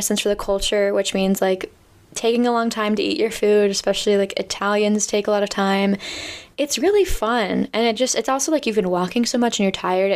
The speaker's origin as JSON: {"language": "English", "country": "United States", "said": "as an American"}